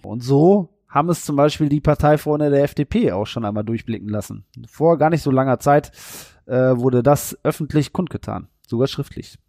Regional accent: Warendorf, North Rhine-Westphalia, Germany; Ich bin ja gebürtiger Neuwarndorfer.

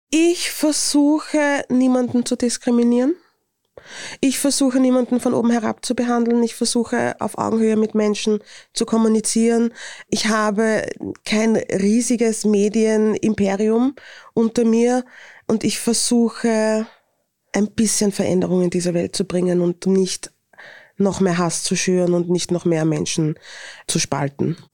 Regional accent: Vienna, Austria; accent: Viennese; Akzent und mein Dialekt ist sehr wienerisch

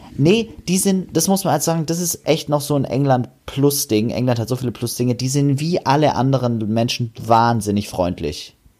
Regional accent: Germany; wir Deutschen

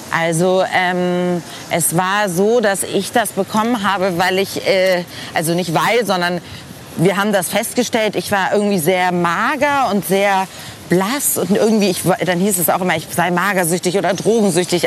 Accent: Hamburg, Germany; moved away as an adult; also born or lived in Paris / Boston; now in Frankfurt am Main, Germany; ich habe meine Kindheit sehr schön in Hamburg-Eppendorf verbracht

